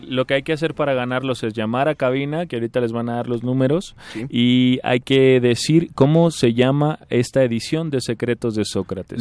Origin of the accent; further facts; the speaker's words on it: Tijuana, Baja California, Mexico; vengo desde Tijuana.